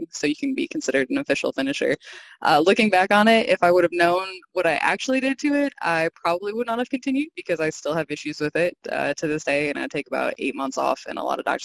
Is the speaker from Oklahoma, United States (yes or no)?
yes; Oklahoma, United States; I'm from Oklahoma. It's pretty flat.